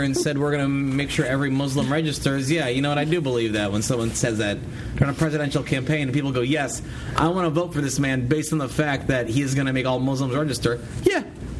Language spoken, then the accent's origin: English; United States; I'm an American.